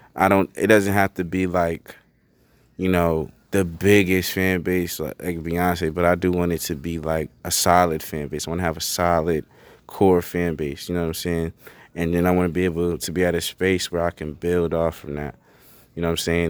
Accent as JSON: {"language": "English", "town": "Bridgeport", "region": "Connecticut", "country": "United States", "said": "I'm from Bridgeport, Connecticut. It's a city."}